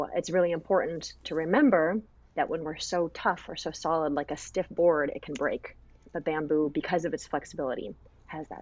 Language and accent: English; United States; I grew up here in America, but I came from a really traditional family